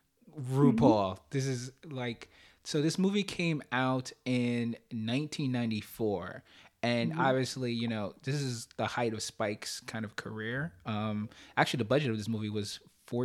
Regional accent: New York City, New York, United States; me growing up in Brooklyn, the place where people congregate is the stoop

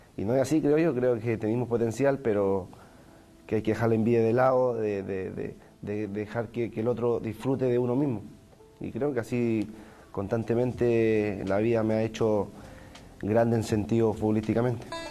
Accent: Chile; ser chileno

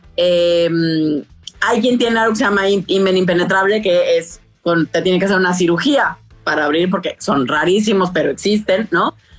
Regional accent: Tabasco, Mexico; moved away as an adult; also born or lived in Mexico City; yo crecí en Tabasco, en el sureste de, México

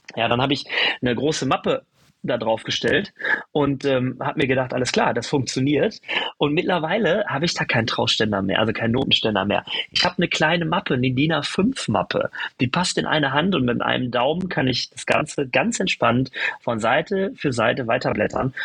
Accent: Germany; Wir sind in Deutschland geboren, in Europa

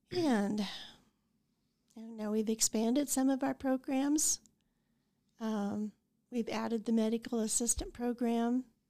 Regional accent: Idalia, Colorado, United States; also born or lived in Saint Francis, Kansas; now in Goodland, United States; I grew up in Idalia, Colorado, graduated from Saint Francis, came back here to go to the college

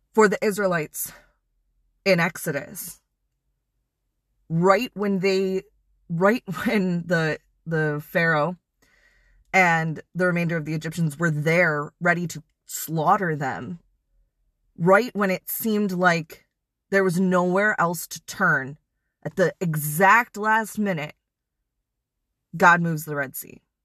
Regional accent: Wisconsin, United States; moved away; I'm originally from Wisconsin

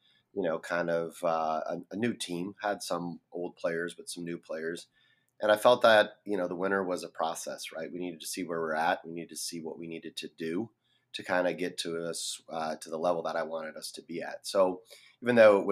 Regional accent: Brazil; also born or lived in Twin Cities, Minnesota; now in Minneapolis, United States; I'm originally from Brazil. That's where I grew up.

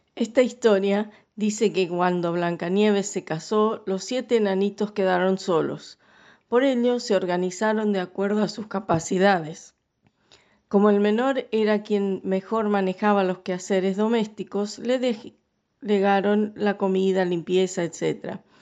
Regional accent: Scotland, United Kingdom; now in Paraná, Argentina; soy escocesa

